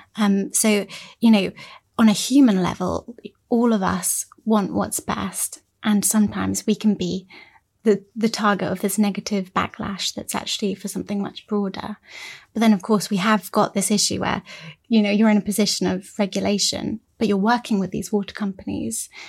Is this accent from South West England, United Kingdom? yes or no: yes; Cornwall, South West England, United Kingdom; I'm from Cornwall